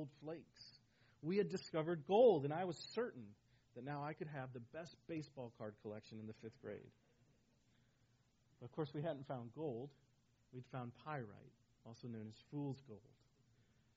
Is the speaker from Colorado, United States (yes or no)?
yes; Colorado, United States; When I was a child growing up in Colorado